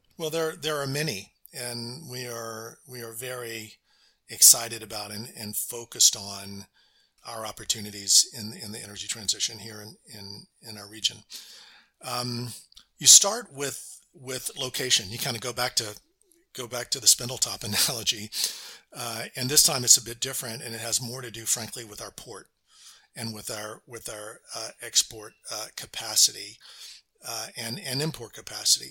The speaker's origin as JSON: {"language": "English", "region": "Louisiana", "country": "United States", "also_born_or_lived": "Houston", "moved": "as an adult", "said": "I was from Louisiana, as, as I mentioned, and had gone to Rice in Houston"}